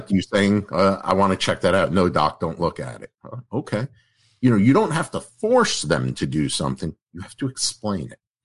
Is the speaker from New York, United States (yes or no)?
yes; New York, United States; I'm from New York